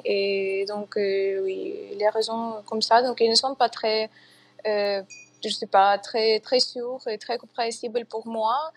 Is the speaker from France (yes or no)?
no; Kyiv, Ukraine; French is a second language; je dois quitter Kiev, donc c'est ma ville natale.